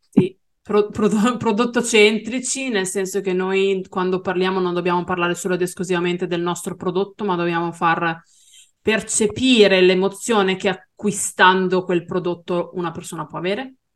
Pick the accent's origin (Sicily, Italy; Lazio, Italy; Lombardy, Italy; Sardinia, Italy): Lombardy, Italy; Brianza; Io non sono veneta, sono brianzola